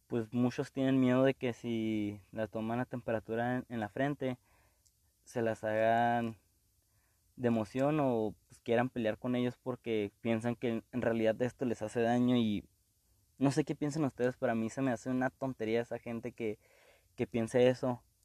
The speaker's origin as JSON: {"language": "Spanish", "country": "Mexico", "said": "nosotros como mexicanos"}